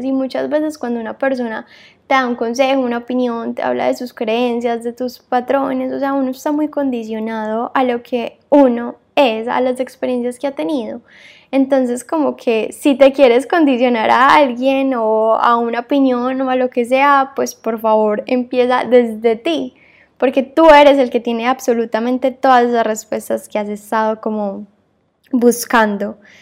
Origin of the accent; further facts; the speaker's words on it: Medellín, Antioquia, Colombia; moved away as an adult; now in Barcelona, Spain; soy colombiana, eh, nací en Medellín y toda mi vida viví ahí